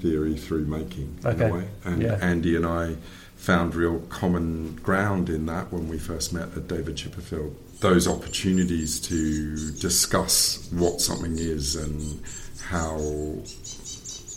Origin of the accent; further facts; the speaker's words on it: Canberra, Australian Capital Territory, Australia; I grew up in Canberra in Australia